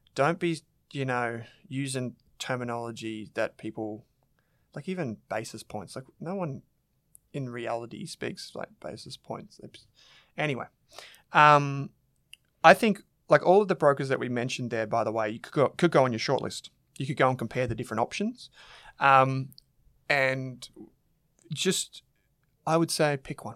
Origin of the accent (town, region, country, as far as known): Australia